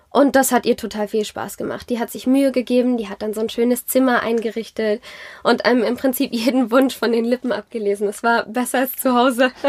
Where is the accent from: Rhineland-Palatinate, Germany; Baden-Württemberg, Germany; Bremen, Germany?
Rhineland-Palatinate, Germany; Zornheim; also born or lived in France / South Africa / Geisenheim; ich bin in Rheinhessen groß geworden. Ich bin in Zornheim aufgewachsen